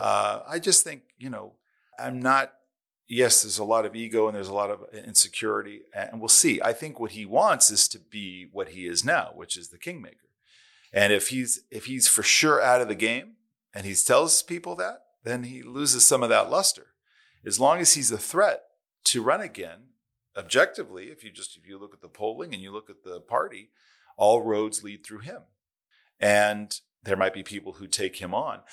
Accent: California, United States; California, my home state

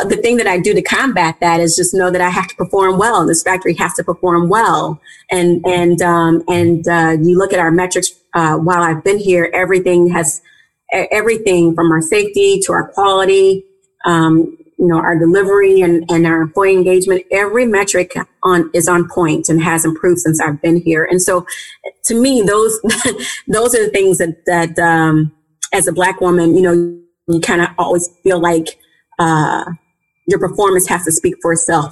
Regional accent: St. Louis, Missouri, United States; I grew up in St. Louis. I, am born and raised from St. Louis, Missouri

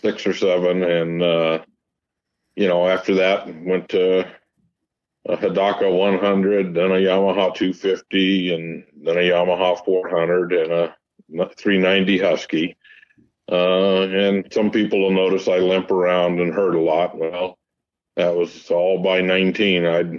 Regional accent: Montclair, California, United States; also born or lived in Pomona, California / Downey, California / Upland, California; I was born in Pomona Hospital, grew up in Montclair, moved to Downey area briefly, back to Montclair

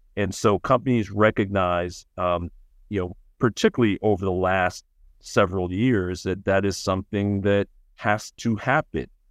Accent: New York City, New York, United States; growing up in Brooklyn

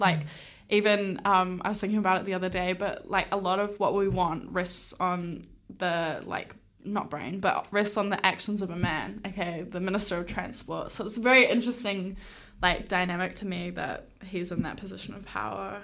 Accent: Hamilton, Waikato, New Zealand; moved away as an adult; now in Wellington, New Zealand; I am born and raised in Hamilton

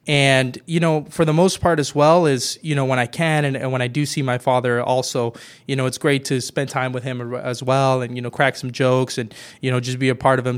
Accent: Merced, California, United States; I'm originally from Merced, California, uh, born and raised there.

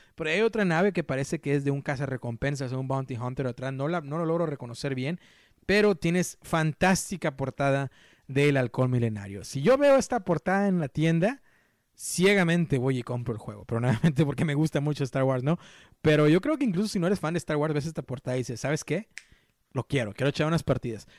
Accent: Mexico; yo soy mexicano

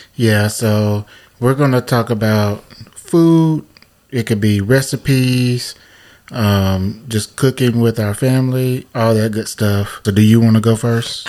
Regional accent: the South, United States; we're from the South, and and you know, Southern Black families

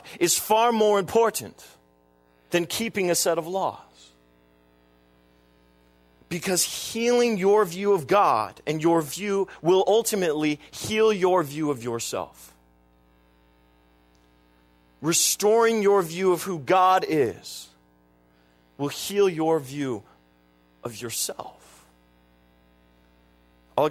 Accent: United States; I'm an American

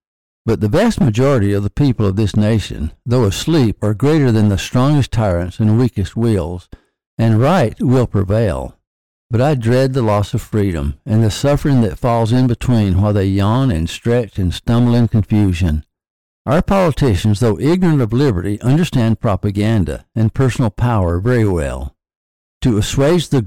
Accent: the South, United States; I was born in 1942 in the South

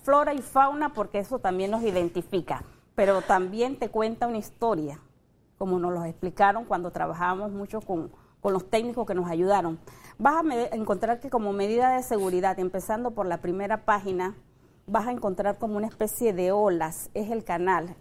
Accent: Panama; como panameños

